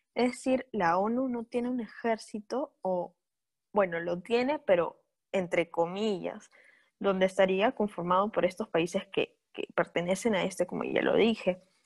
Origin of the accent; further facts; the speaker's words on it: Peru; nosotros estamos familiarizadas con esto como peruanas